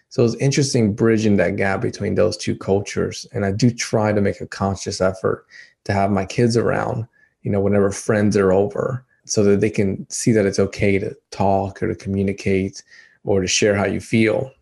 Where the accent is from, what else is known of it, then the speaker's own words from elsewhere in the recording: Dominican Republic; moved away; I'm from Dominican Republic